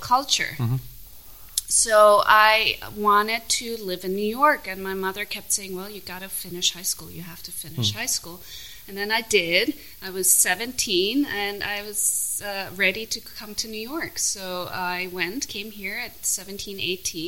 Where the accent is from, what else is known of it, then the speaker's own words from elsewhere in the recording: Vienna, Austria; also born or lived in Salzburg; Born in Salzburg, grew up in Vienna, would visit my Mexican family on a regular basis